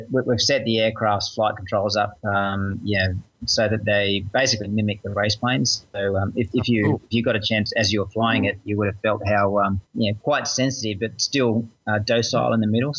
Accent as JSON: {"language": "English", "country": "Australia", "said": "another Aussie motorsport champion"}